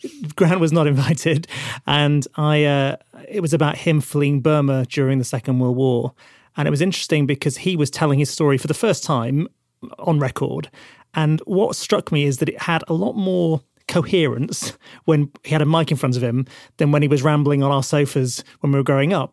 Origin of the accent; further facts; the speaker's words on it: Burnley, North West England, United Kingdom; from the north of England, from a town called Burnley